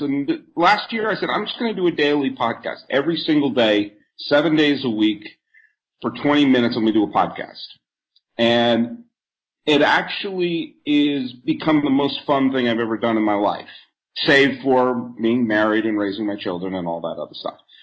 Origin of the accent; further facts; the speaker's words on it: New England, United States; moved away; also born or lived in Bay Area / New York; I grew up in New England